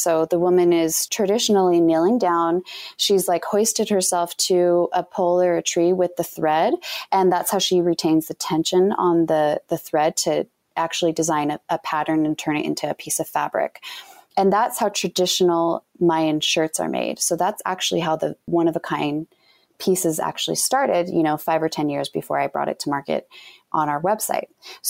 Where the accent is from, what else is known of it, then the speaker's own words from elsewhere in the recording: Utah, United States; You know, we're all different, but you know, we're from Utah.